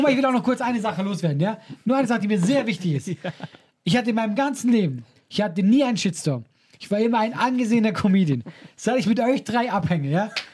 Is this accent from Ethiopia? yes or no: no; Switzerland; Und ich bin ja auch Schweizer.